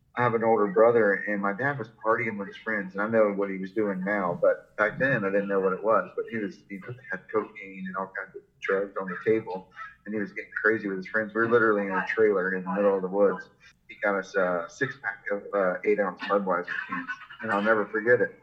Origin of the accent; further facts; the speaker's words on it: Jacksonville, Florida, United States; I grew up in Florida, uh, Jacksonville, Florida